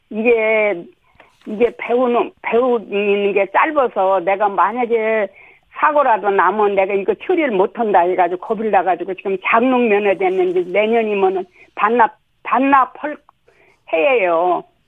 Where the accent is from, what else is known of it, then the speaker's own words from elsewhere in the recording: South Chungcheong, South Korea; moved away; 내가 충청도에서 자랐잖아요. 네. 충남서